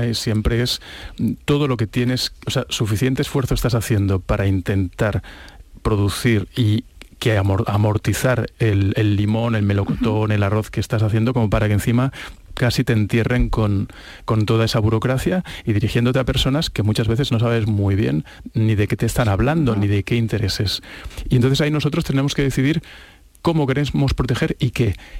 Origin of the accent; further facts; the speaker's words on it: Catalonia, Spain; yo como catalán